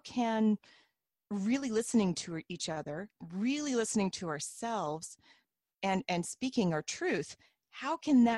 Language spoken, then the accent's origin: English; Independence, Missouri, United States; moved away as an adult; now in Canada; I'm from Independence, Missouri, and grew up in the RLDS Church